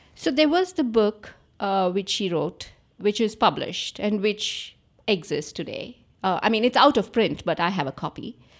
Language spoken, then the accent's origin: English; Andhra Pradesh, India; I grew up in Andhra Pradesh